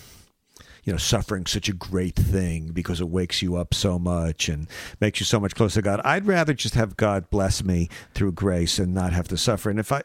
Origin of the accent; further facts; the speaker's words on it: Iraq; Growing up in Iraq.